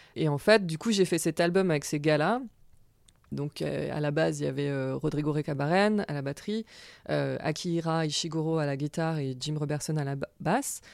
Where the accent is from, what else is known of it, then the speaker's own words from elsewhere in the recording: France; accent: French; moved away as an adult; also born or lived in Paris, France; now in New York, United States; je suis française à la base